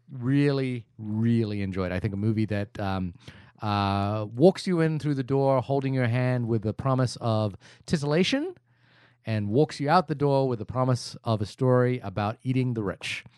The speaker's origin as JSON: {"language": "English", "country": "New Zealand", "said": "as a New Zealander"}